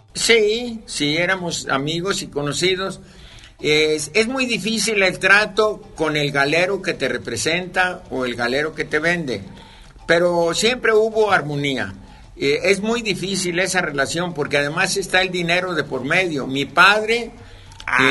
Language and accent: Spanish; Tecolotlán, Jalisco, Mexico; also born or lived in Lusaka, Zambia; ya no encuentras mariachis en mi pueblo